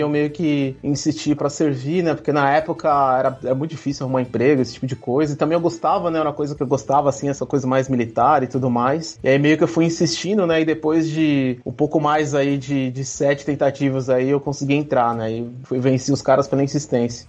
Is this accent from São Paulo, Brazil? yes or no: yes; São Paulo, Brazil; moved away as an adult; also born or lived in Campinas; now in Berlin, Germany; Sou de São Paulo, capital, mas eu tenho um pezinho ali em Minas, ali. Né? Minha família é de Minas Gerais